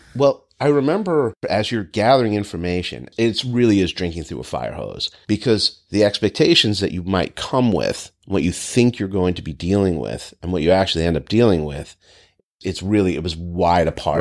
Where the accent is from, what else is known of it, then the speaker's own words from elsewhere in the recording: Northeast, United States; moved away; growing up in the Northeast